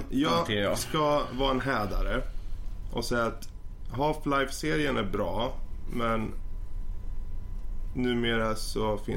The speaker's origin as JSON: {"language": "Swedish", "country": "Sweden", "said": "Men som svensk."}